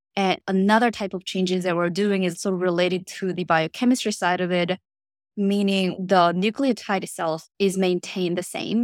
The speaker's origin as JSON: {"language": "English", "country": "South Korea", "also_born_or_lived": "Princeton, United States", "moved": "as an adult", "lives_now": "United States", "said": "I am originally from Korea, but I came here to the States to study in college"}